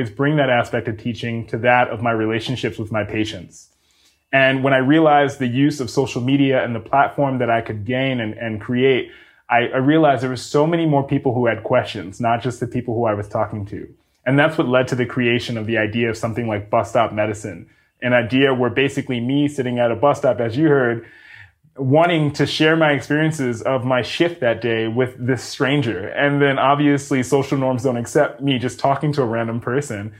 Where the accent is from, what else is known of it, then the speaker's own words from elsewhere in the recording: Mount Vernon, New York, United States; moved away as an adult; now in California, United States; I grew up in New York City. That is my hometown